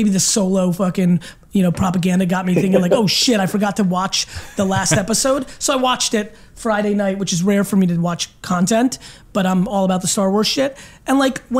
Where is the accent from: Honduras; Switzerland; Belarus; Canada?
Belarus; also born or lived in America; now in United States; I was born in Europe, in Eastern Europe, in Belarus